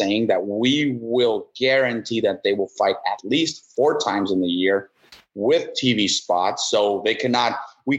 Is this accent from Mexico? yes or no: yes; Mexico; moved away as an adult; also born or lived in Texas; now in United States; So I was born in Texas. When I was 2 months old, came back to Mexico. American mother, Mexican dad. So bicultural from birth, but lived in Mexico my whole life